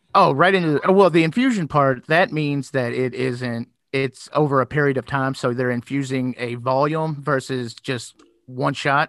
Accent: Louisville, Kentucky, United States; accent: southern twang; now in Indiana, United States; I'm originally from Louisville, Kentucky

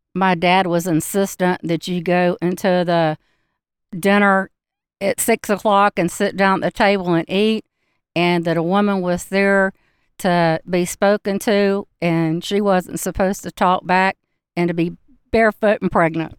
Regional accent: Macon, Georgia, United States; moved away; also born or lived in Charlotte, North Carolina / Blue Ridge Mountains; I grew up in Macon, Georgia

